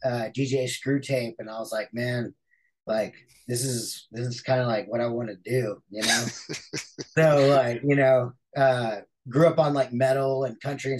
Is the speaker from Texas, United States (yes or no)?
yes; Houston, Texas, United States; now in Austin, United States; I'm from Houston, born and raised.